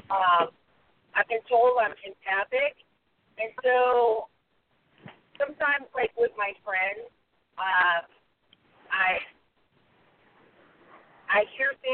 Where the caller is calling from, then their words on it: Southern California, United States; I'm calling from Southern California.